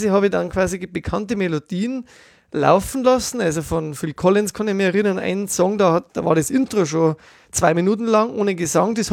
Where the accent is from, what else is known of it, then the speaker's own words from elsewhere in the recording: Bavaria, Germany; Als Bayer solidarisiere ich mich mit den Schwaben